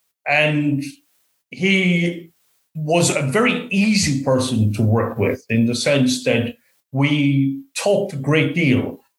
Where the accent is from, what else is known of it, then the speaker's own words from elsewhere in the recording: west of Ireland, Ireland; now in Australia; So to that extent, it was a very different place to be than growing up in the West of Ireland.